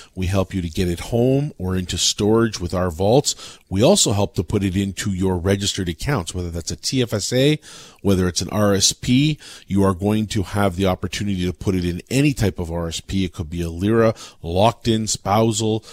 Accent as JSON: {"language": "English", "country": "Canada", "said": "as a Canadian"}